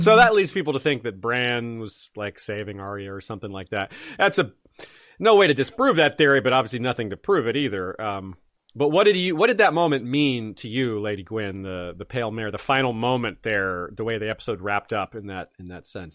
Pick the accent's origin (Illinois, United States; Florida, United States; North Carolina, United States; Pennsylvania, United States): Florida, United States; Tallahassee; moved away as an adult; I am from Tallahassee. Uh, I lived in Tallahassee from nineteen ninety-three and, or from nineteen eighty-nine till nineteen ninety-seven. I went to high school and college there